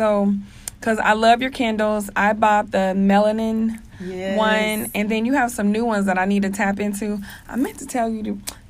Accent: Germany; born there; Yeah, my dad was in the military. I was born in Germany.

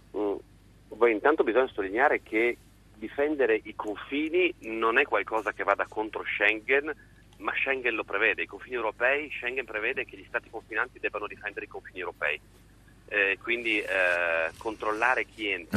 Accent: Friuli-Venezia Giulia, Italy; io vengo dal Friulenza Giulia

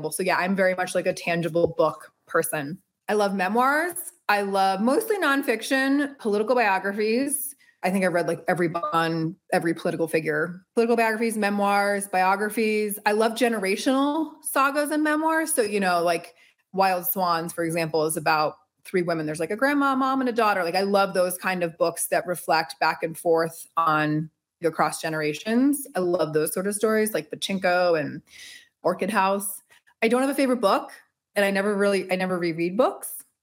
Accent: Connecticut, United States; I am from Connecticut. I'm a proud Connecticutian definitely a proud New Englander and East Coaster, born and raised. And my mom's from London, my dad's from Boston.

